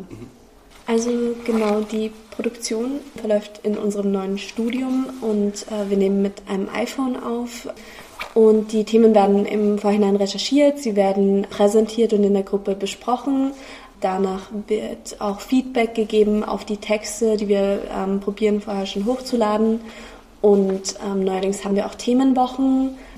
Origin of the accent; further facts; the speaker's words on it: Vienna, Austria; Und ich komme nicht aus Graz, ich komme aus Wien und habe an der Universität Wien Kommunikationswissenschaften äh, und Publizistik studiert